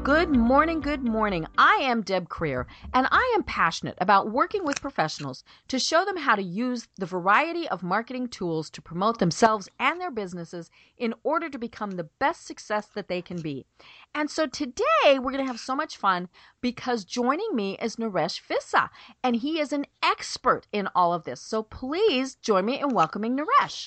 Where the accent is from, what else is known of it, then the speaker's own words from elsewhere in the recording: Colorado, United States; I grew up in Colorado in a mountain town way up in the middle of the mountains